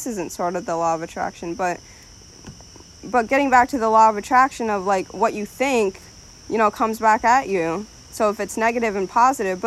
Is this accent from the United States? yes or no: no; Ethiopia; moved away; I was born in Ethiopia.